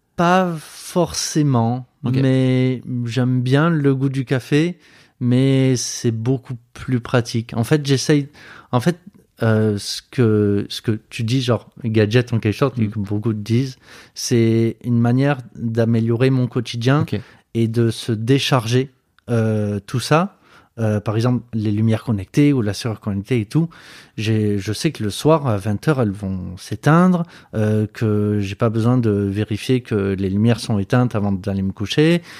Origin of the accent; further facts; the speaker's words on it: Marseille, Provence-Alpes-Côte d'Azur, France; moved away as an adult; also born or lived in Montpellier / Metz; now in Moselle, France; j'ai grandi à Marseille, j'ai fait mes études à Montpellier